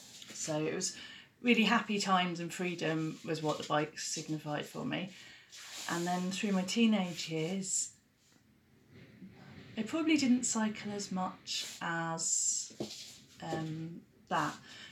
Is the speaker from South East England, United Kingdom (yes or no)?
yes; Hastings, South East England, United Kingdom; the south coast in England, so around Hastings, which is southeast area